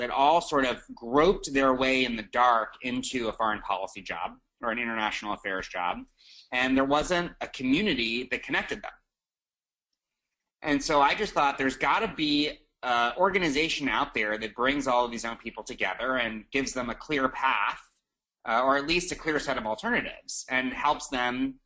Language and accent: English; New York City, New York, United States; I'm from New York City